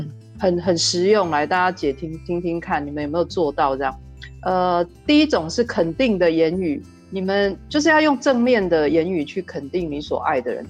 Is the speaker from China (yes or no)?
no; Yunlin County, Taiwan; 二十年前我们云林人都在封果根咖啡